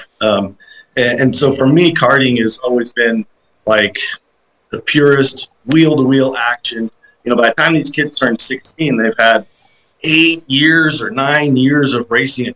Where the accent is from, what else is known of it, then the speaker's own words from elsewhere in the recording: St. Louis, Missouri, United States; I'm from St. Louis, Missouri, and we grew up as kids racing together all the time